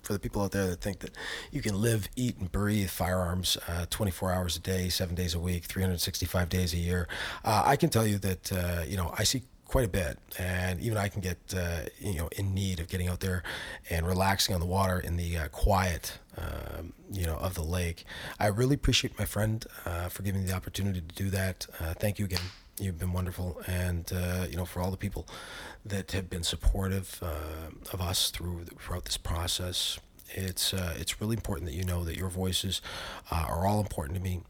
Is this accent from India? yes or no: no; Canada; as a Canadian public